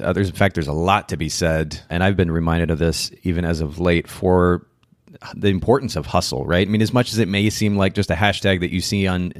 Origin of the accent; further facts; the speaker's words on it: Japan; now in United States; I grew up in Japan, and naturally, when you go to a different country, there are certain smells that are kind of different than other countries.